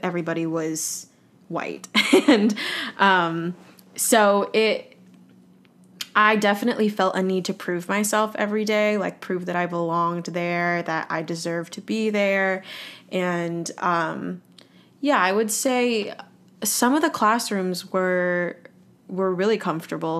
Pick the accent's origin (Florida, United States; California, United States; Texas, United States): California, United States; Los Angeles; moved away as an adult; also born or lived in Boston; now in New York City, United States; I grew up in Los Angeles, California, and now I currently live in New York City